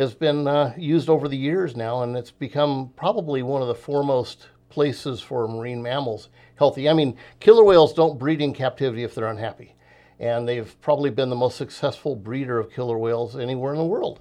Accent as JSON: {"language": "English", "town": "Los Angeles", "region": "California", "country": "United States", "tie": "born or raised there", "moved": "yes", "lives_now": "Southern Oregon, United States", "said": "I grew up in the San Fernando Valley of Southern California"}